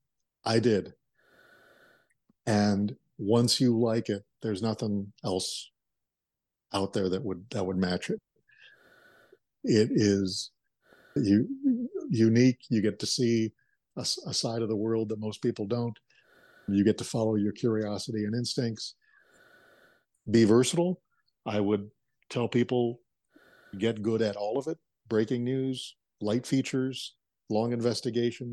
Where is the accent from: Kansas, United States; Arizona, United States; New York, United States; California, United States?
Arizona, United States; growing up in Arizona is you have to explain the Wallace and Ladmo show to those who didn't grow up with it